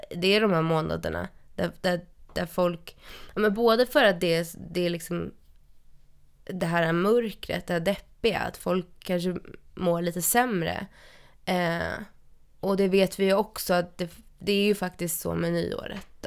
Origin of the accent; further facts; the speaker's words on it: Stockholm, Stockholm County, Sweden; jag är ju uppvuxen i Stockholm